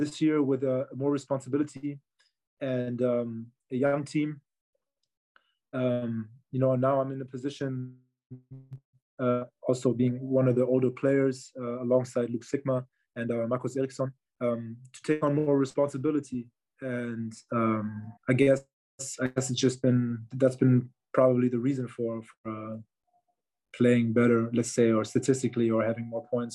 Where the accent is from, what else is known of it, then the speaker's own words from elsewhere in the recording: Berlin, Germany; I am from Berlin. I was born in Berlin. I grew up in Berlin.